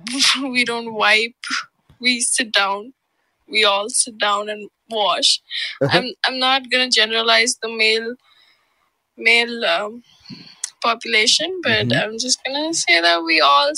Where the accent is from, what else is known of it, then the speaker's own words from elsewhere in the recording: India; I'm from India.